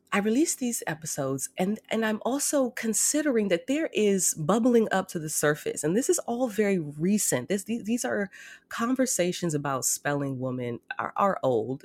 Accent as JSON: {"language": "English", "country": "United States", "said": "I'm an American Black woman."}